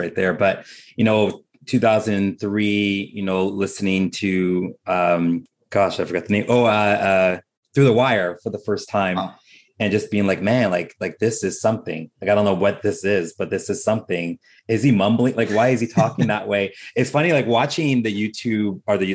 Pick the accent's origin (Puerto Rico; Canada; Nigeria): Canada; I'm Canadian, for those who don't know, hence why I have this beautiful accent